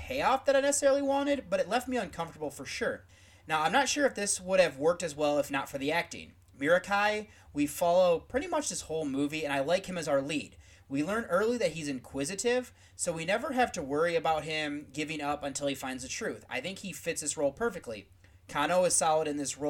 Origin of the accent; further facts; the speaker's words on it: United States; as an American